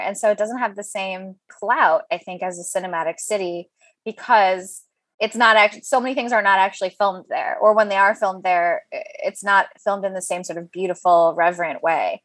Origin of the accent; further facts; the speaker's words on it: Chicago, Illinois, United States; moved away as an adult; also born or lived in Deerfield, Illinois / Highland Park, Illinois / Michigan; now in New York, United States; I am from the north suburbs of Chicago, and I l, grew up there my whole life. I lived in Deerfield, I lived in Highland Park